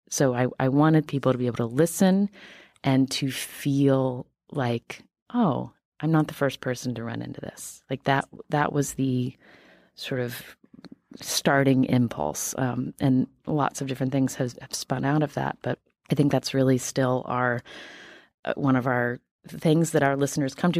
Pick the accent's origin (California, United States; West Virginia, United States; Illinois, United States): West Virginia, United States; I am from West Virginia